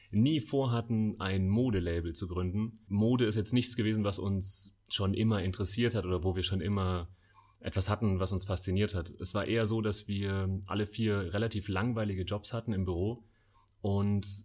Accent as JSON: {"language": "German", "town": "Munich", "region": "Bavaria", "country": "Germany", "said": "mit dem Heimatbezug München. Wir lieben München, wir kommen alle aus München."}